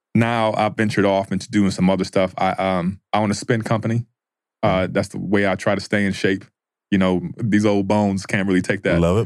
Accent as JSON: {"language": "English", "town": "Syracuse", "region": "New York", "country": "United States", "tie": "born or raised there", "moved": "as an adult", "said": "Born and raised in Syracuse, New York"}